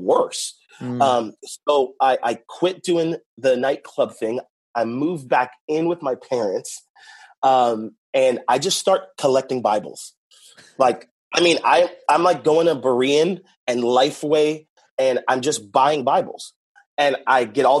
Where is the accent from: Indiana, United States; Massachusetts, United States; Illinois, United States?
Massachusetts, United States; Boston; moved away as an adult; now in California, United States; I'm from Boston and originally, now I'm in California